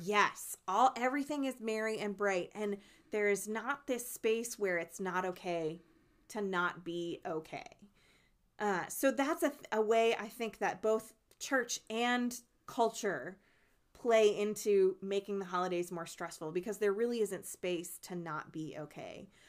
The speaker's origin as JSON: {"language": "English", "region": "New Jersey", "country": "United States", "tie": "born or raised there", "moved": "yes", "said": "my home state of New Jersey"}